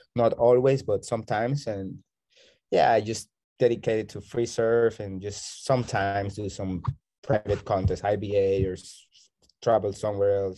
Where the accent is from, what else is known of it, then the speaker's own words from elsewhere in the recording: Barranquilla, Atlántico, Colombia; now in Bocas del Toro, Panama; I am originally from Colombia, from Barranquilla. It's the Caribbean north part of okay. Colombia.